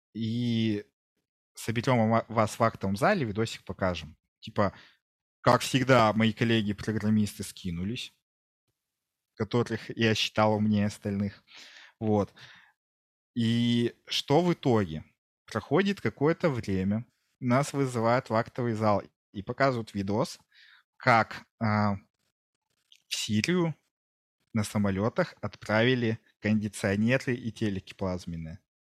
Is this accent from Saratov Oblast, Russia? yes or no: no; Kungur, Perm Krai, Russia; also born or lived in Yekaterinburg; now in Hungary; сам я а. из Кунгура. Я, получается, вот родился в Кунгуре